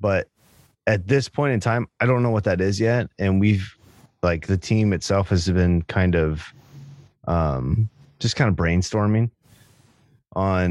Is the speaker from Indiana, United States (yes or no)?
yes; Indiana, United States; I'm from Indiana